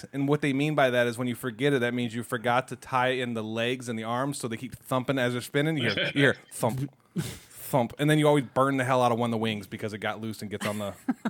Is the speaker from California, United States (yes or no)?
no; North Carolina, United States; I'm from North Carolina.